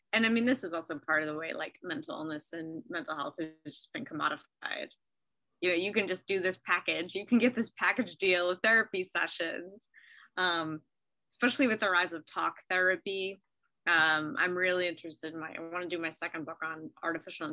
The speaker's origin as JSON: {"language": "English", "country": "United States", "said": "as an American"}